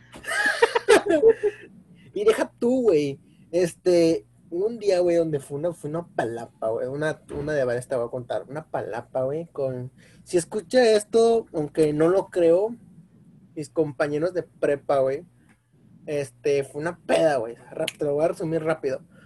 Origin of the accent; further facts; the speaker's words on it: Mexico; como buen mexicano